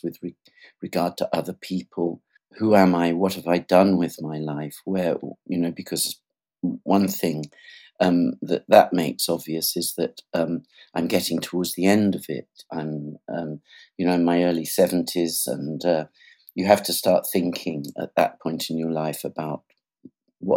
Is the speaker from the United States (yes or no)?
no; England, United Kingdom; I'm English. That's where I was born in England